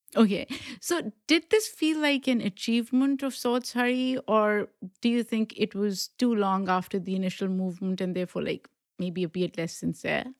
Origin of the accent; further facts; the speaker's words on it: Pakistan; accent: Pakistani; English is a second language; now in United States; I grew up in Pakistan